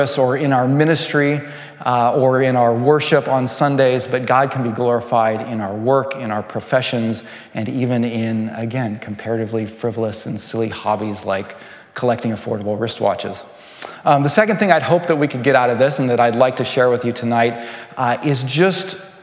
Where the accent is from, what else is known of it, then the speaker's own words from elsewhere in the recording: California, United States; moved away as an adult; also born or lived in Morioka, Japan; now in Japan; I'm originally from California